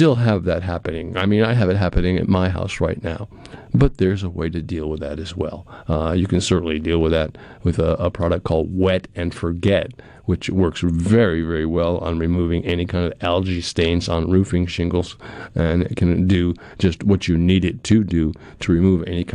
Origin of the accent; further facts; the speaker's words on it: New England, United States; moved away as an adult; now in Pearl, United States; growing up in New England